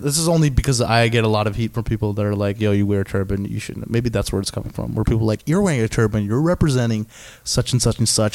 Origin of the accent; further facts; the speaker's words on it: Canada; I'm Canadian. I'm like Indian by heritage, but mm-hmm. I don't live in India